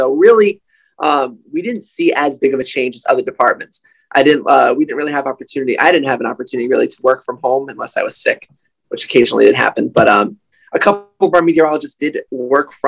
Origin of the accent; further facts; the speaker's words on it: Johnston, Rhode Island, United States; I'm from Rhode Island, obviously, so I get to live in close proximity. I'm from Johnston